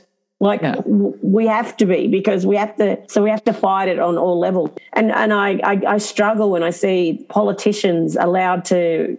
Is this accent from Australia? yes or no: yes; Sydney, New South Wales, Australia; I can sit there and say I've had extreme bias as well growing up in Sydney for 20 years myself in my 20s and I just got on and did life.